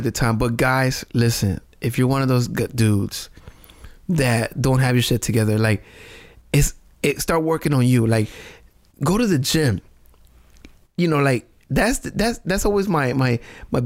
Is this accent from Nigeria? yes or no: no; Puerto Rico; English is a second language; moved away